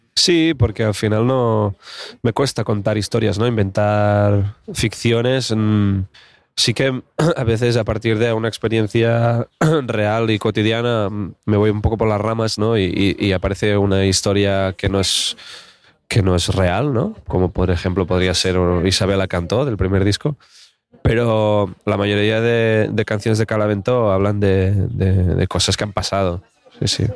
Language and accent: Spanish; Alt Empordà, Catalonia, Spain; yo soy del Alampordá